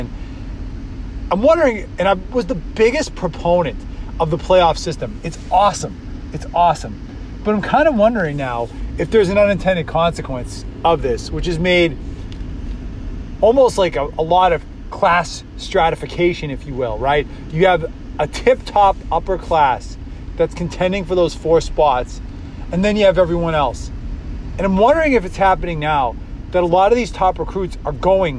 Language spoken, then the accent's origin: English; New England, United States; I've always been an NFL fan growing up in New England